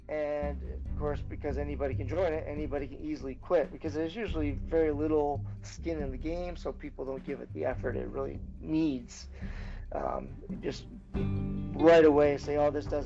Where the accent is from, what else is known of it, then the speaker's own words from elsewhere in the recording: Maine, United States; I grew up in Maine. Mostly, we did a lot of moving around before I was six, basically, but as soon as we got planted in Maine, we grew up